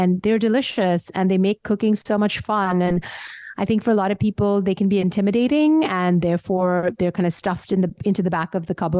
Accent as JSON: {"language": "English", "country": "India", "tie": "born or raised there", "also_born_or_lived": "Austin, Texas, United States", "moved": "as an adult", "lives_now": "United States", "said": "I grew up in India, so I feel like spices are just part of my DNA, literally."}